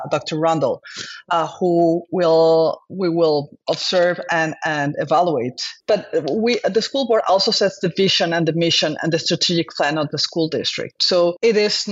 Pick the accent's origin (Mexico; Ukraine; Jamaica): Mexico; moved away as an adult; now in Mercer Island, United States; I am a physician from Mexico.